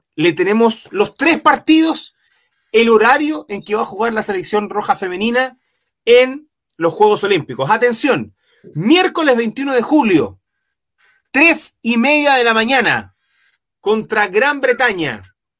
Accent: Chile; buen chileno

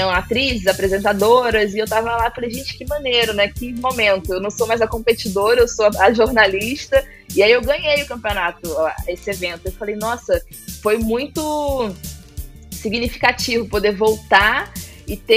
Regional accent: Itacaré, Bahia, Brazil; O surf entrou na minha vida, na minha infância ali, para pré-adolescência, em Tacaré, no litoral sul da Bahia.

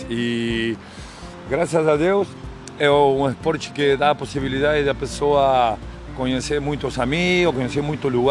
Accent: Argentina; Portuguese is a second language; now in Itamambuca, Brazil; Bom dia galera … eu moro em Itamambuca, eu sou da Argentina, eu dou aula de surf e tenho mais 30 anos de surfista.

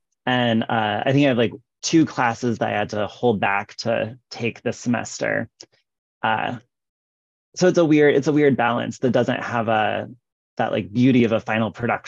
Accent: Midwest, United States; now in Iowa, United States; maybe because I'm from the Midwest, but also just because I've been hanging out here in the state of Iowa

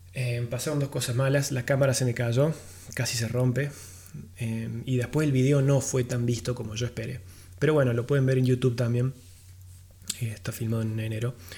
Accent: Argentina; yo, siendo argentino y viajero sobre todo

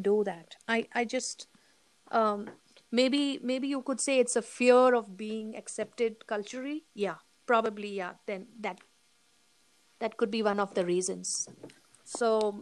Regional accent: India; moved away; I'm an Indian

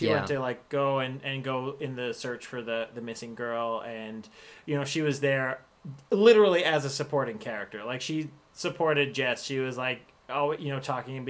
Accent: Canada; I do love that as a Canadian.

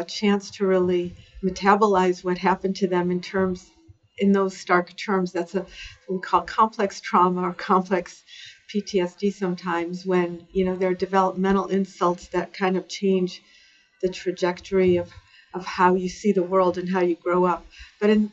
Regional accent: Cleveland, Ohio, United States; I lived a suburban life in the Midwest in Cleveland, Ohio

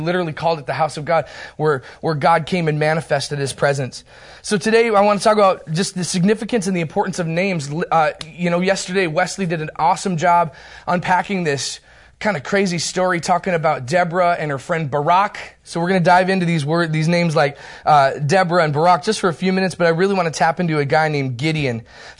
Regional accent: Turkey; born there; I was born in Turkey, the nation of Turkey, which explains a lot, actually.

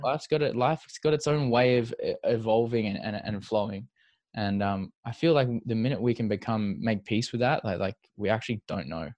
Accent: Perth, Western Australia, Australia; we grew up in Perth together

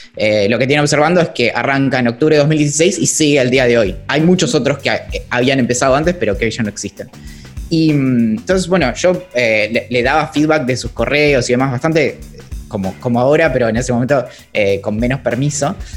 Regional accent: Bariloche, Río Negro, Argentina; yo crecí, nací crecí en Bariloche

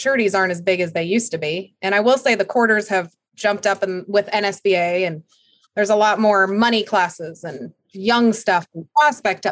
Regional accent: Minnesota, United States; moved away; I grew up skiing in Minnesota, snowmobiling and skiing

